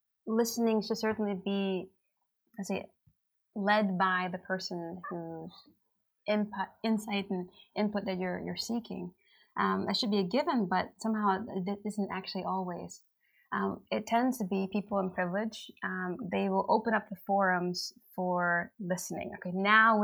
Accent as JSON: {"language": "English", "country": "United States", "moved": "yes", "lives_now": "Helsinki, Finland", "said": "people like us who are from the black diaspora, the African diaspora, that immigrated here"}